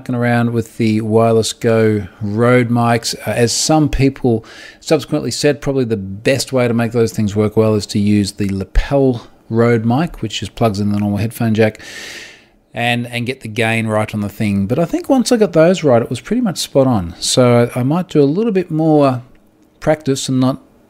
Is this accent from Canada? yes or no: no; Australia; I'm an Australian and I'm on the other side of the world